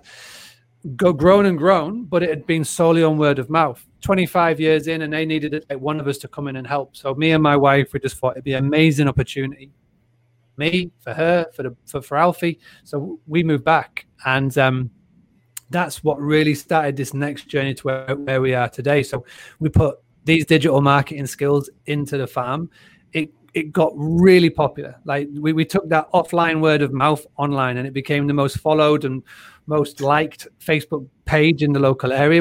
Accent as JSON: {"language": "English", "town": "Scarborough", "region": "Yorkshire and the Humber", "country": "United Kingdom", "tie": "born or raised there", "also_born_or_lived": "North York Moors", "said": "I grew up in Scarborough in North Yorkshire"}